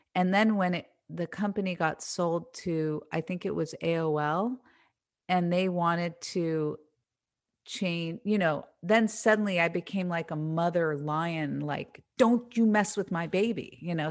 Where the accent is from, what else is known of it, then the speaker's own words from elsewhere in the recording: Marin County, California, United States; that era of my life that I grew up in in Marin County in the seventies